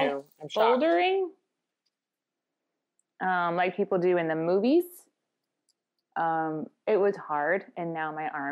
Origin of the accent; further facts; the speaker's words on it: Indiana, United States; my home state